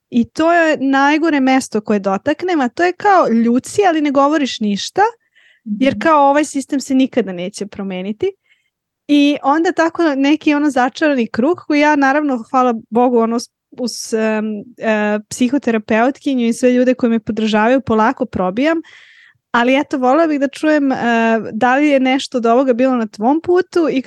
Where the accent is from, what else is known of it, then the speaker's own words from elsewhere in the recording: Aleksandrovac, Serbia; also born or lived in Belgrade / Switzerland; Prvo iz Aleksandrovcu za Beograd, pa sam onda otišla iz Beograda za doktorat. Ja sam otišla iz Beograda um, na, uh, na doktorat takođe u Švajcarsku